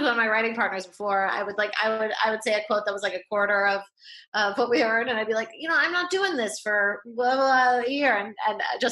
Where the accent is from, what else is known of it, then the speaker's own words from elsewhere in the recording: New York, United States; I grew up in New York. This is where we lived